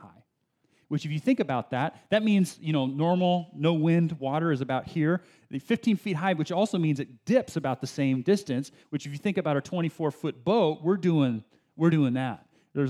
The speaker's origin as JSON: {"language": "English", "area": "Bay Area", "region": "California", "country": "United States", "tie": "born or raised there", "also_born_or_lived": "San Diego, California", "said": "This is before we moved up to the Bay Area. I was born in San Diego, and my first few years of life in San Diego"}